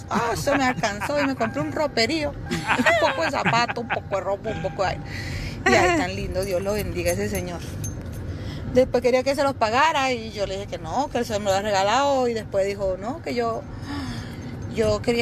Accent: Venezuela; moved away as an adult; Entonces, yo vengo desde Venezuela. Entonces, tuve que pasar por Colombia.

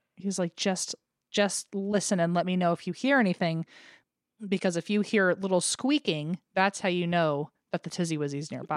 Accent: United States; accent: American; my American accent

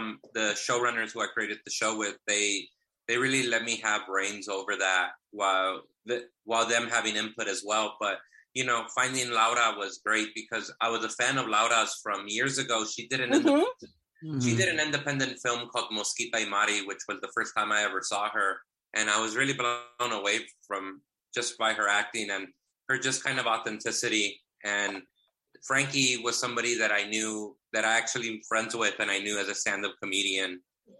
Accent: Inglewood, California, United States; also born or lived in South Central Los Angeles; I grew up in Inglewood, and then as an adult, I lived in South Central Los Angeles

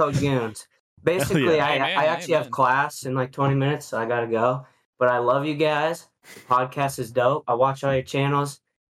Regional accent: Oregon, United States; I'm from Oregon.

